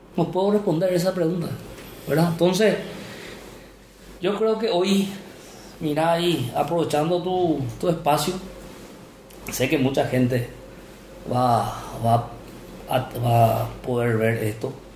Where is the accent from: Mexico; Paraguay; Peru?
Paraguay; Salto del Guairá, Canindeyú; also born or lived in Hernandarias; Yo soy nacido en Salto del Guairá